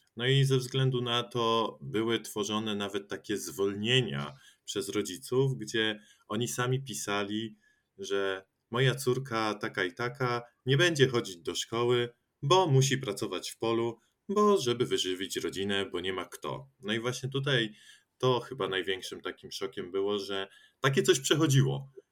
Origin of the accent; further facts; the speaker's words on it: Poland; ja też pochodzę ze wsi i cały czas tam żyjąc